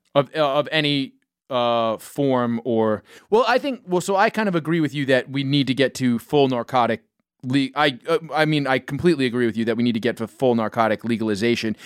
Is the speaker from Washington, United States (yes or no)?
no; New York City, New York, United States; I grew up in New York City